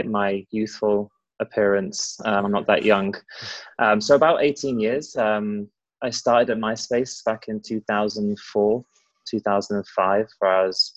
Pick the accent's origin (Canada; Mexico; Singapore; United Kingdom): United Kingdom; also born or lived in Los Angeles, United States; now in United States; It's British, awesome. But living in America